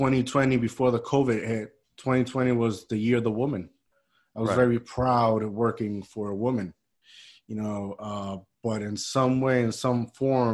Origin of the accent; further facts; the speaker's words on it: Puerto Rico; moved away; where I grew up in Puerto Rico, they used to hire us, you know, like teenagers